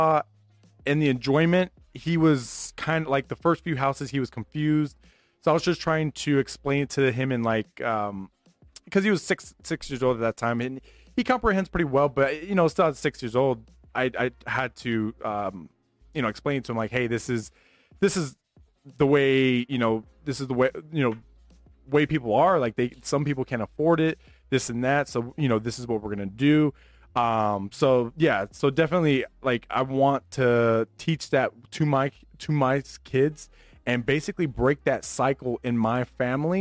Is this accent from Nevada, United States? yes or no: yes; Las Vegas, Nevada, United States; me growing up in Vegas